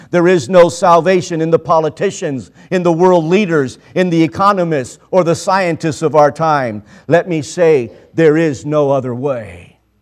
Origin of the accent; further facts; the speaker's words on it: Mexico; I was born in Mexico. Uh, we lived on or near the border for most of my life.